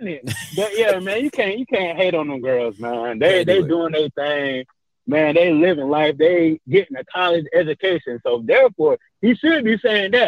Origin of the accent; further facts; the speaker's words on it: South Carolina, United States; now in Orlando, United States; I'm from South Carolina, but I'm in Orlando now